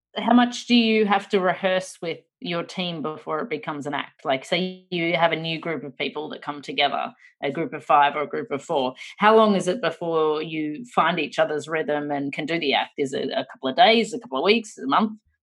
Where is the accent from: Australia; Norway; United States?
Australia; being Australian